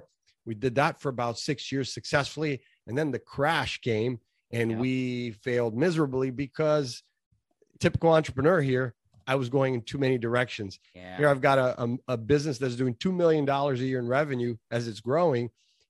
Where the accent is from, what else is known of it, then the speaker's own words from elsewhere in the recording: Brazil; Well, real briefly, I came from Brazil, a typical immigrant family. We came here for a better life, and we did that.